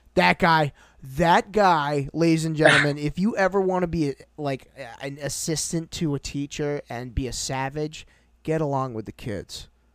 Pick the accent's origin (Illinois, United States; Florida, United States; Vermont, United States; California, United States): Vermont, United States; Brattleboro; I was born in Brat